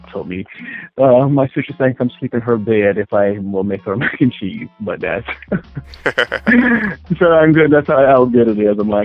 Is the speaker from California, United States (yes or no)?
no; upstate New York, United States; also born or lived in Virginia / North Carolina; I'm from upstate New York